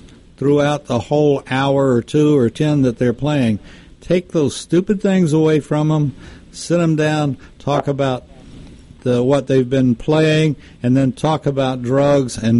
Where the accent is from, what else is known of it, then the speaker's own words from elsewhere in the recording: Texas, United States; I grew up in Texas